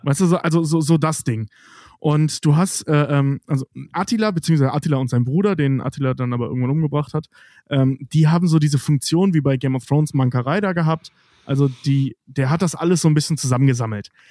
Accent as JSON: {"language": "German", "area": "Cologne commuter belt", "region": "North Rhine-Westphalia", "country": "Germany", "said": "jemand, der aus dem Speckgürtel Kölns im weitesten Sinne, im sehr weitesten Sinne kommt, also Rheinländer einfach ist"}